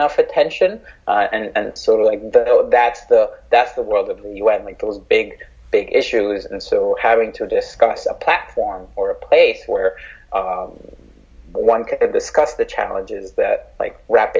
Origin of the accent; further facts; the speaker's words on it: Mexico; I'm from Mexico